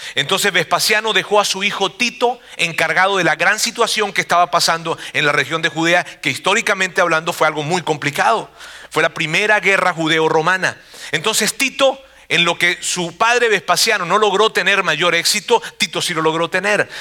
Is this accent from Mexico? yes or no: yes; Monterrey, Nuevo León, Mexico; una población de donde yo vengo, los regios